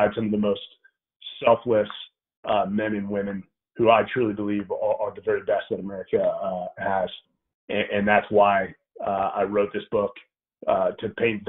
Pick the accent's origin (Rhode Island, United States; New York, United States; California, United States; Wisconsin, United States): California, United States; Bay Area; I came from the Bay Area.